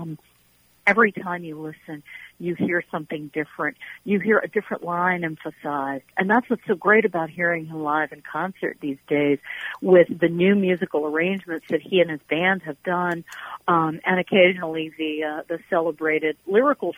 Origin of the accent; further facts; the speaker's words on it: Virginia, United States; I was born and raised in Virginia